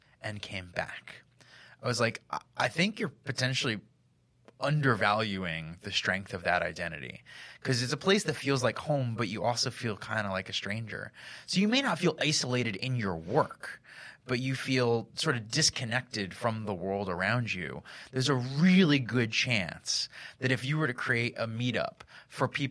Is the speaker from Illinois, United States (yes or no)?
no; Hellertown, Pennsylvania, United States; now in Philadelphia, United States; I grew up in Hellertown, Pennsylvania